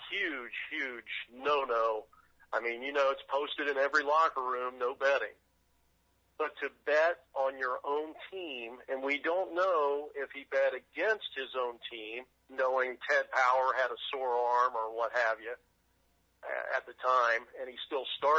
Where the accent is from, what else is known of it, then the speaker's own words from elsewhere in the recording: Greenville, Ohio, United States; I grew up in Greenville, Ohio